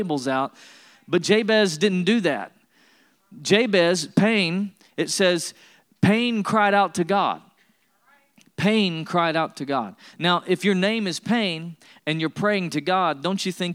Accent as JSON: {"language": "English", "region": "East Tennessee", "country": "United States", "tie": "born or raised there", "said": "I was born in Tennessee and raised in East Tennessee. I was raised in the foothills of the Smoky Mountains."}